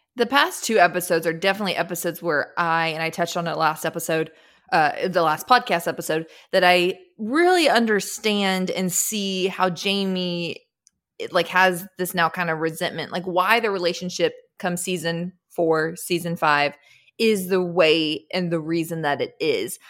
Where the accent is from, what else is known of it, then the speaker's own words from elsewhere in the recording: Austin, Texas, United States; growing up in Austin, Texas